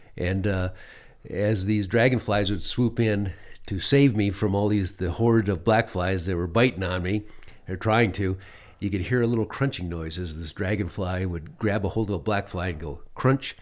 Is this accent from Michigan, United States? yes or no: yes; Michigan, United States; moved away as an adult; also born or lived in Phoenix, Arizona / New Mexico / Alaska; for a young man growing up in Michigan